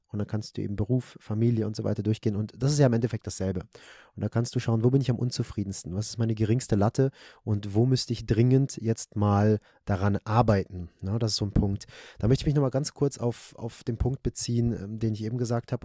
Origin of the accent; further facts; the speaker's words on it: Germany; bei uns in Deutschland